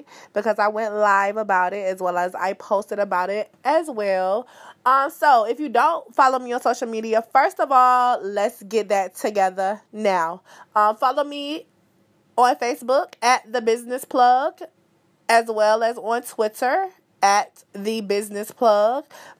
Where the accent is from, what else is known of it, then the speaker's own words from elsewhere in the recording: Fayetteville, North Carolina, United States; born there; I think that I was born in Fayetteville. Fayetteville is about 3 hours away from where I currently reside, the New Bern area